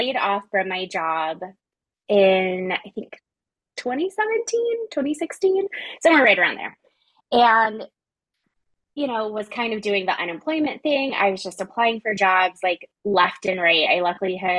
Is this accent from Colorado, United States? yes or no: yes; Colorado, United States; I was like born and raised in Colorado. Like, it gets cold here in the winter